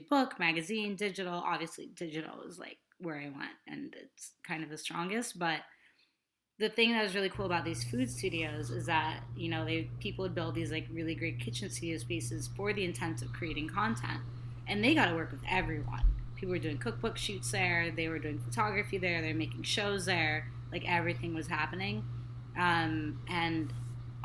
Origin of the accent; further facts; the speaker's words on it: California, United States; also born or lived in Kenya; now in Los Angeles, United States; I'm California born and raised, but I'm first generation American